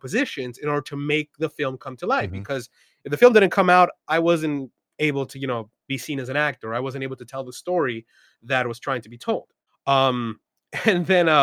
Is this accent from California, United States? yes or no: yes; Los Angeles, California, United States; also born or lived in Mexico City, Mexico; I was born in East Los Angeles, but I was actually raised in Mexico City for the first 8 or 9 years of my life